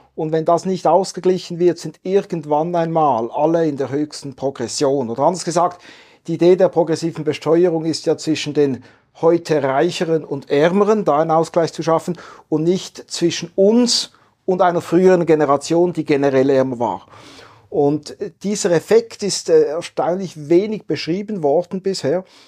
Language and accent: German; Basel, Basel-Stadt, Switzerland; Basel tickt anders, war ja mal ein offizieller Slogan meiner Heimatstadt